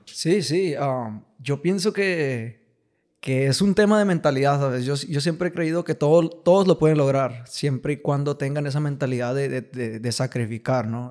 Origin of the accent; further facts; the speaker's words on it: Piedras Negras, Coahuila, Mexico; moved away; Yo, yo soy de aquí de Piedras. Ajá. Me, crié aquí en Piedras.